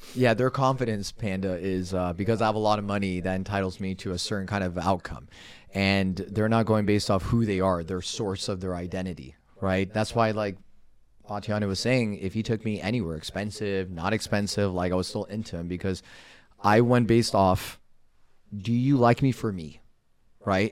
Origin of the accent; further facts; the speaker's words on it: Los Angeles, California, United States; moved away as an adult; now in Arizona, United States; I grew up in Los Angeles, currently residing in the state of Arizona